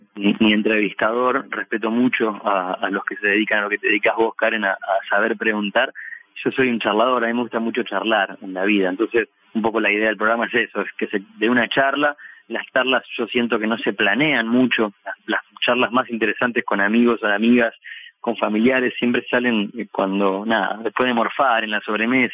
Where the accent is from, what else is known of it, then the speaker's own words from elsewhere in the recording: Bahía Blanca, Buenos Aires Province, Argentina; now in Buenos Aires, Argentina; Empecé haciendo espectáculos callejeros en, mi ciudad natal, después fue creciendo la cosa, me vine a vivir a Buenos Aires